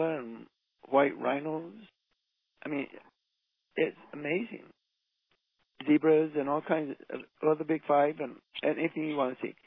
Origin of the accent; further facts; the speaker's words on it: Utah, United States; we're from Utah